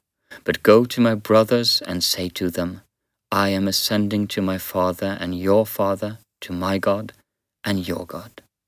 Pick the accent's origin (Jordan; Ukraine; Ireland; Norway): Norway; Western Norway; Even though I am from Western Norway and now live in the Southeast, I can relate.